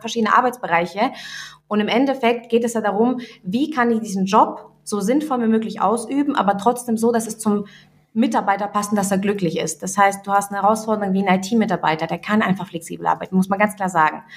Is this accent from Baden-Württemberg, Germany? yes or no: yes; Göppingen, Baden-Württemberg, Germany; also born or lived in Russia; ich komme aus Göppingen, so kurz zur Info, und Göppingen liegt zwischen Stuttgart und Ulm